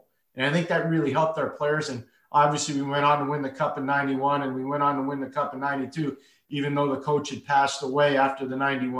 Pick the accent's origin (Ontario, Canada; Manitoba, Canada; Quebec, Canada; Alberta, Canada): Quebec, Canada; Montreal; moved away as an adult; now in Connecticut, United States; When I was a young boy growing up in Montreal